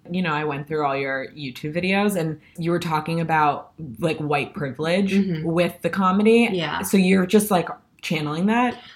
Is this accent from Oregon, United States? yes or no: no; Stamford, Connecticut, United States; moved away as an adult; also born or lived in New York City; now in New York, United States; I'm from Connecticut originally.